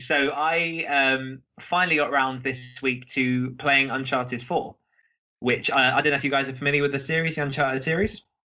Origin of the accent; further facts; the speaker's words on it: around Cambridge, the Fens, East of England, United Kingdom; I grew up in well around Cambridge here, out in the middle of the fens